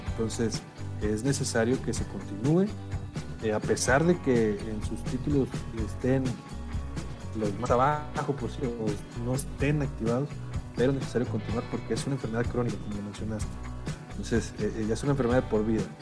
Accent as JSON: {"language": "Spanish", "town": "Monclova", "region": "Coahuila", "country": "Mexico", "said": "los que son de Saltillo, digo, yo soy de Monclova, soy de Coahuila también"}